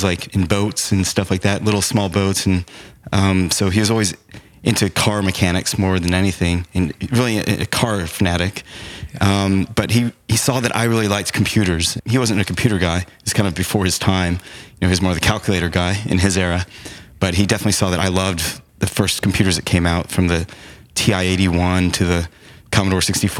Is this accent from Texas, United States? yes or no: yes; Arlington, Texas, United States; also born or lived in Chicago, Illinois; I grew up in Arlington, where the Dallas Cowboys Stadium is